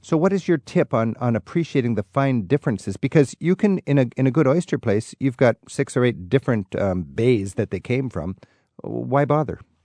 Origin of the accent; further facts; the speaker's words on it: Seattle, Washington, United States; Growing up in the Seattle area, my family spent part of every summer in Canada